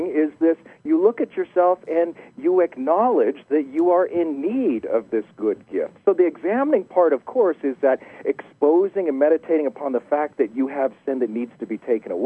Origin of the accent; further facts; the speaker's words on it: United States; accent: deep American; also born or lived in Los Alamos, New Mexico; my deep American accent